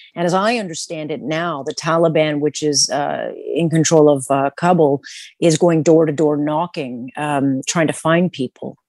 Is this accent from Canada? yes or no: yes; Canada; as a Canadian